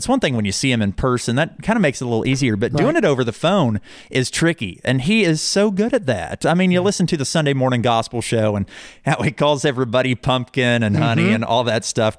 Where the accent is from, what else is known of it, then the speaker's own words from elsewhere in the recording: Owosso, Michigan, United States; when I was a kid, like I said, I grew up in Owosso, and I went to Rejoice Christian School